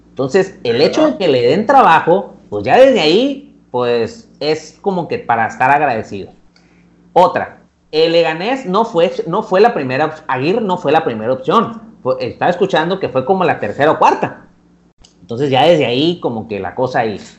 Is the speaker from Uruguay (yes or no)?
no; Mexico; por lo menos es lo que quisieras ver nosotros como técnicos mexicanos.